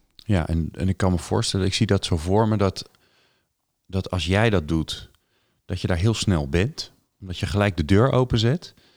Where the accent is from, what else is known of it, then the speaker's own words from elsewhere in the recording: Netherlands; wij worden als Hollanders in het buitenland als bot gezien